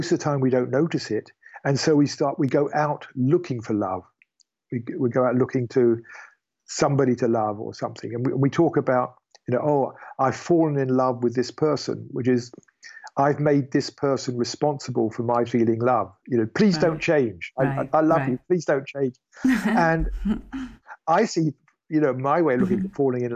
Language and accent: English; United Kingdom; I am British